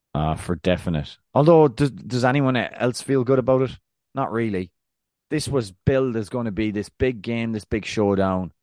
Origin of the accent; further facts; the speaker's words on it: Ireland; I'm Irish